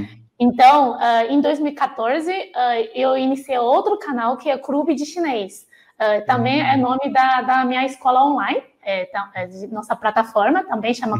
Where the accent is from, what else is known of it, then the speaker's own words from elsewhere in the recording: China; Portuguese is a second language; moved away as an adult; also born or lived in Beijing; now in São Paulo, Brazil; eu saí de Pequim, que é norte, o inverno na China é bem seco